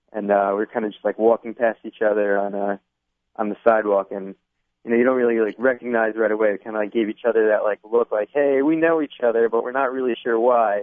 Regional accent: Teaneck, New Jersey, United States; also born or lived in Israel; I'm from Teaneck. I grew up there

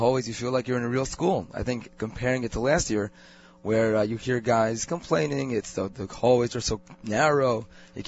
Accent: New York City, New York, United States; Growing up in Queens

